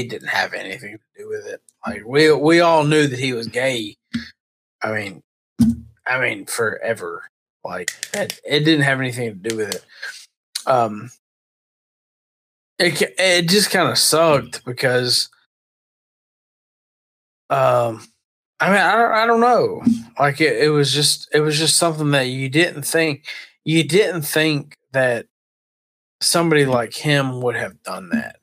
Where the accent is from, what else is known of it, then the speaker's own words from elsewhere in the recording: Georgia, United States; We're all from Georgia.